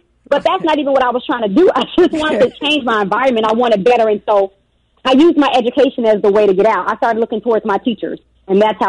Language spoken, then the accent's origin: English; Chicago, Illinois, United States; Born and raised in Chicago, South Side, Inglewood girl